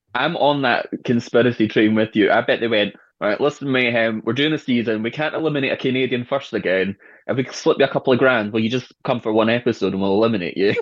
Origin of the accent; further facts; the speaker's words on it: Edinburgh, Scotland, United Kingdom; I'm from Edinburgh